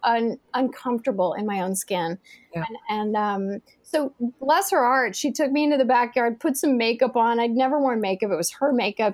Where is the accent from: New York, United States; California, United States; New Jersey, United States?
New York, United States; I grew up in New York